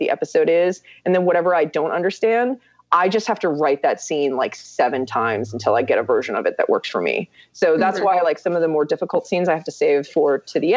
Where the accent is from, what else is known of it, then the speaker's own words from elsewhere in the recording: South Korea; moved away; I grew up in Korea